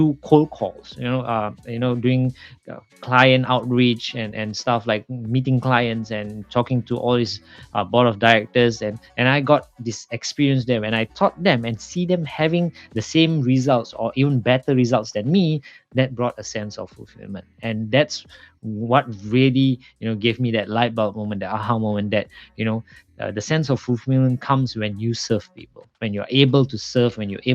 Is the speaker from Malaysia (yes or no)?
yes; Malaysia; I'm originally from Malaysia